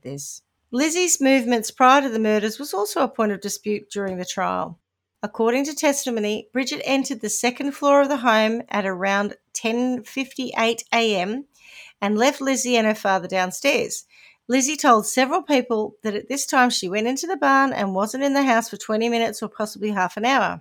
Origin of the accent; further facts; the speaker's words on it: New Zealand; accent: Kiwi; my Kiwi accent